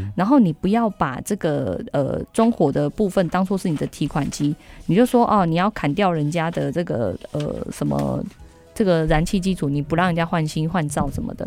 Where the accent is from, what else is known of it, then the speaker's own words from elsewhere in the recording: Taiwan; 我们台湾人